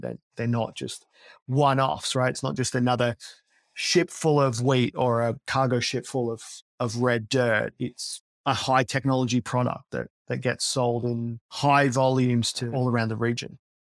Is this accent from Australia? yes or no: yes; Australia; moved away as an adult; also born or lived in Silicon Valley, United States; as an Aussie that lived there for twelve years